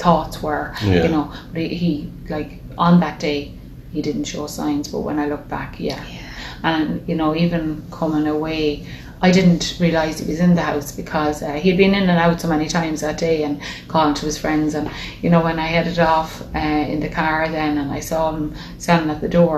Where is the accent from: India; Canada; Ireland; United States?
Ireland; Dublin, Leinster; moved away; We're from Dublin originally